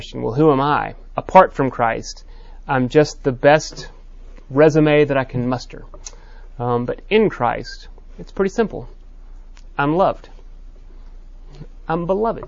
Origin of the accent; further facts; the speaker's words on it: Texas, United States; I'm a Texan